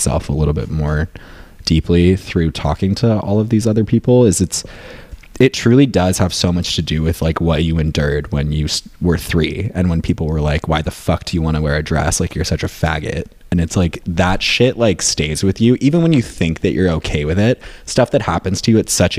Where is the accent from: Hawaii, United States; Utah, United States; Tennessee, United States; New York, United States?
New York, United States; upstate; moved away as an adult; also born or lived in Boston; now in Los Angeles, United States; I grew up in rural upstate New York